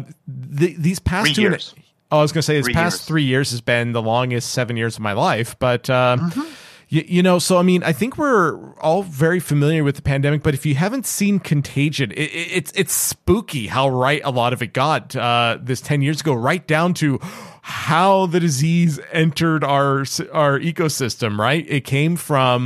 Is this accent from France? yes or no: no; Canada; being Canadian